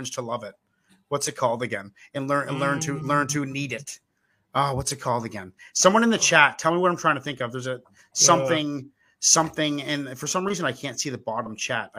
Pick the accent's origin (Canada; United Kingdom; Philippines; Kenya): Canada; East Coast of Canada, Atlantic Canada; now in West Coast, Canada; I'm from the East Coast. I live on the west coast of Canada